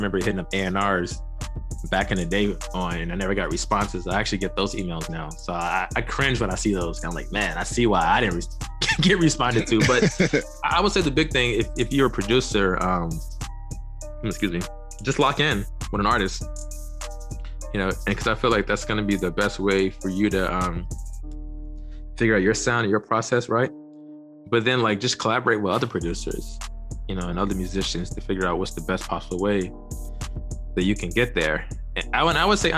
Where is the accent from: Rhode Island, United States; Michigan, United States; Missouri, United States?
Missouri, United States; St. Louis; moved away as an adult; also born or lived in Los Angeles / New York City; I'm from St. Louis, Missouri